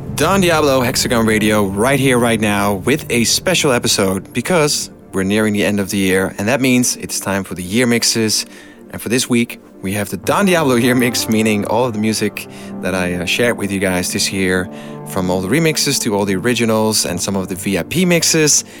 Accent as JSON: {"language": "English", "town": "Amsterdam", "region": "North Holland", "country": "Netherlands", "tie": "born or raised there", "said": "my hometown of Amsterdam"}